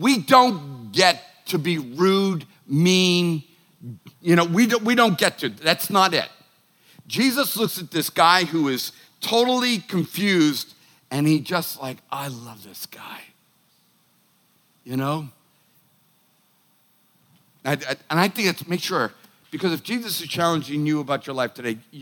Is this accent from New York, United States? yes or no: no; Boston, Massachusetts, United States; I'm a Irish, Italian, Bostonian